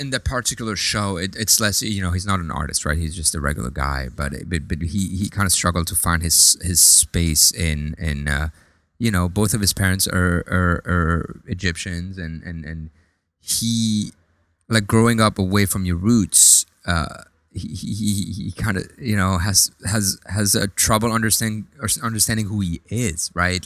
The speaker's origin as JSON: {"language": "English", "country": "France", "tie": "born or raised there", "moved": "yes", "lives_now": "United States", "said": "when I grew up in France, I, I do remember that, you know, like gro-, growing up in, in like a, a kind of like a Lebanese, uh, you know, home"}